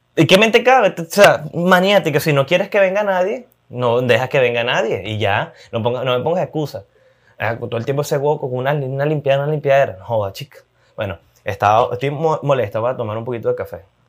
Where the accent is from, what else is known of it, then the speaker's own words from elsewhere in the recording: Maracay, Aragua, Venezuela; Maracay, lamentablemente, mi ciudad, mi ciudad natal, de donde me gusta, de donde soy